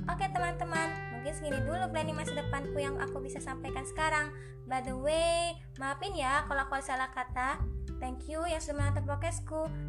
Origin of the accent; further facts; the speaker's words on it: Bandar Lampung, Lampung, Indonesia; Asalku dari Bandar Lampung